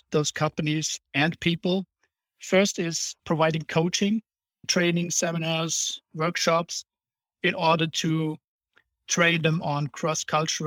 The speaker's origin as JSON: {"language": "English", "country": "Germany", "tie": "born or raised there", "also_born_or_lived": "United States", "second_language": "English", "moved": "as an adult", "said": "I'm actually not a U.S. native, so I was born and raised in Germany, and I still have a little accent."}